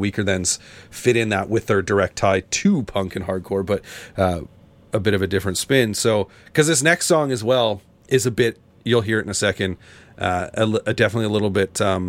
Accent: Canada; growing up in Canada

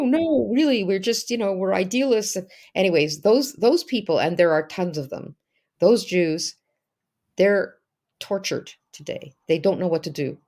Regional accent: Canada; as a Canadian

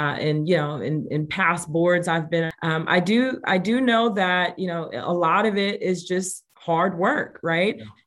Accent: New York City, New York, United States; moved away; also born or lived in Gary, Indiana / Indianapolis, Indiana / Las Vegas; And I was raised in the Bronx, New York.

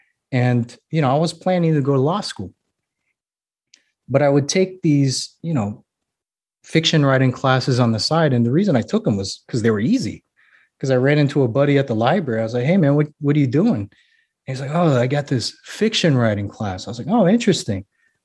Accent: Hawaii, United States; I was like, man, I could write about growing up in Hawaii. I could write about, growing up in the as a military brat.

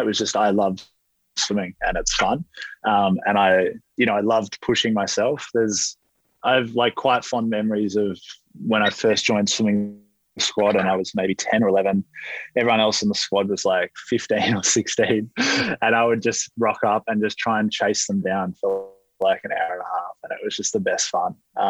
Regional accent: Victoria, Australia; I'm from Victoria.

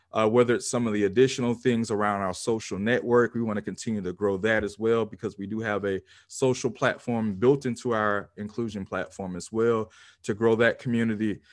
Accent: Pensacola, Florida, United States; my hometown of Pensacola, Florida

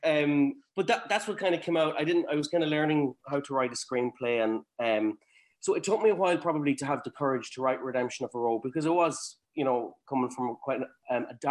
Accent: Cavan, Ulster, Ireland; growing up in Cavan

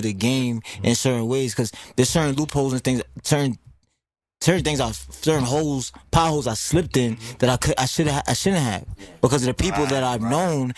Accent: New York City, New York, United States; also born or lived in Queens, New York / Elmont, New York / Canarsie, Brooklyn / Rosedale, Queens; I really lived in, was born in Brooklyn

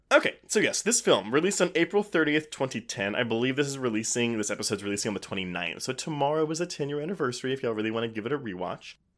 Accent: Texas, United States; it was filmed in my hometown

